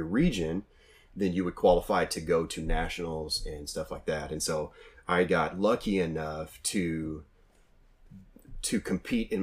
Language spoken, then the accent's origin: English; Oklahoma, United States; I'm from Oklahoma